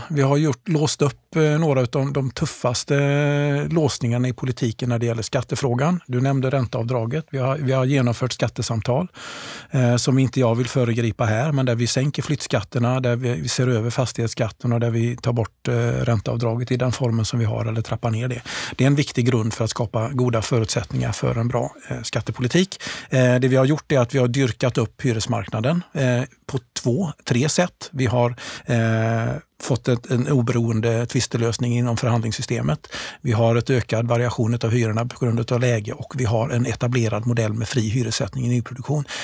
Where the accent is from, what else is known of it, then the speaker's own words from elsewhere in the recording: Gothenburg, Västra Götaland, Sweden; jag är delvis uppvuxen i Gårdsten